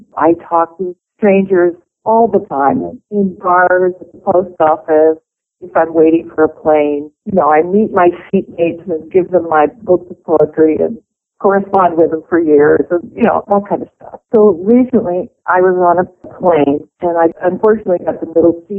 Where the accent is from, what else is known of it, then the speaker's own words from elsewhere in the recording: Pennsylvania, United States; I grew up in Pennsylvania